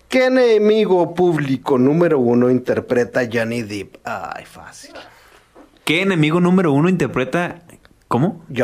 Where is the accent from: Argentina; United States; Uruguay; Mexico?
Mexico; ¿Por qué carajos siendo mexicano no se, no se puede hacer alguna buena, muy buena película del santo, cabrón?